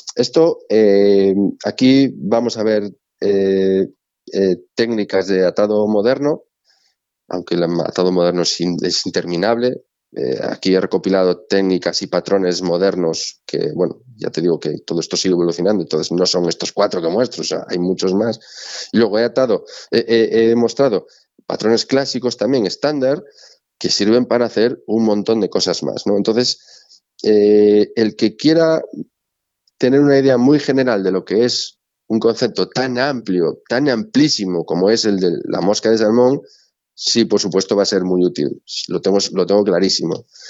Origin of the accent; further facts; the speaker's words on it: Galicia, Spain; como buen gallego